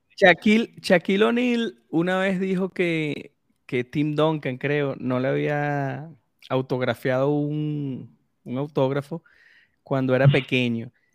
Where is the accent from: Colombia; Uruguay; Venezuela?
Venezuela